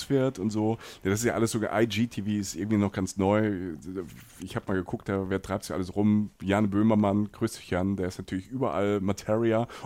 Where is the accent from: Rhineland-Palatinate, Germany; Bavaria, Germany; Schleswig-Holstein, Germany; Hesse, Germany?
Rhineland-Palatinate, Germany; Ich komme aus der Pfalz, da haben die Menschen das am Weinberg.